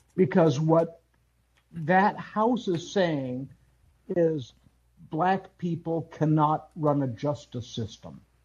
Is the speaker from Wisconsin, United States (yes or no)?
yes; Wisconsin, United States; I grew up in Wisconsin, went to an all white high uh, elementary school